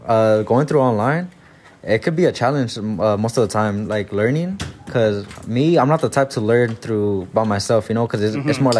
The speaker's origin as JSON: {"language": "English", "area": "San Fernando Valley", "region": "California", "country": "United States", "tie": "born or raised there", "said": "All my life, I grew up, born and raised here, bro."}